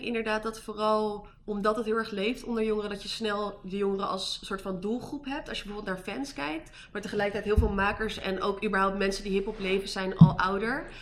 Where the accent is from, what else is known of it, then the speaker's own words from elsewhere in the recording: Amsterdam, North Holland, Netherlands; moved away; also born or lived in Amersfoort / Utrecht; ik kom uit Amsterdam. Ik heb een hele tijd in Amersfoort gewoond.